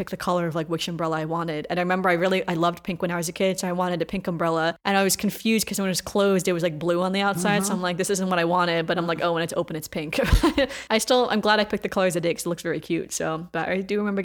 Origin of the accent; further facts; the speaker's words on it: United States; growing up in America